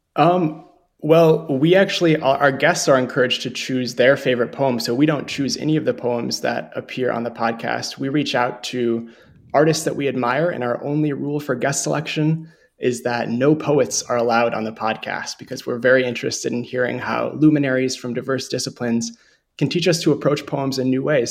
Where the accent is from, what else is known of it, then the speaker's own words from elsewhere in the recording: Montevideo, Minnesota, United States; growing up in Montevideo, Minnesota